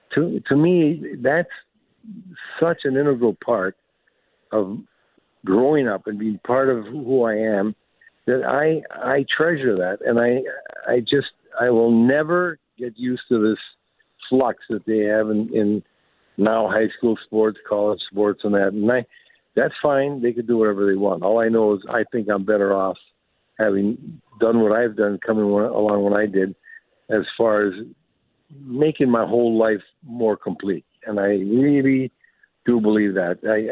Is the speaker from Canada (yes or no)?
yes; Sault Ste. Marie, Ontario, Canada; like growing up in Sault Ste. Marie, I knew where you make this team and that's it.